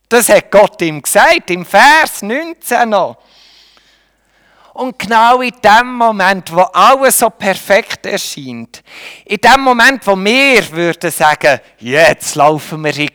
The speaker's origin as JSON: {"language": "German", "country": "Switzerland", "said": "Wir können höchstens noch, in dem sind wir Schweizer gut, wir können höchstens neutral sein."}